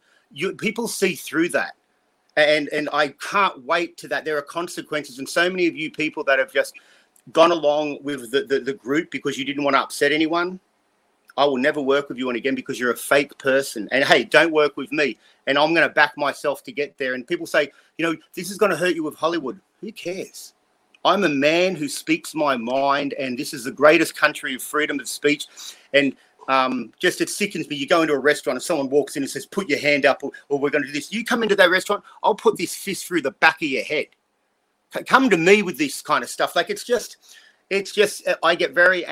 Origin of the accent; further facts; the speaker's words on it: Australia; now in United States; I'm an Australian